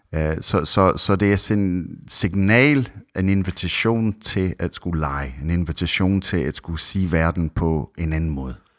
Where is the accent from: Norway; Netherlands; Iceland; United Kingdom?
United Kingdom; Scotland; Danish is a second language; now in Denmark; jeg er egentlig oprindelig fra Skotland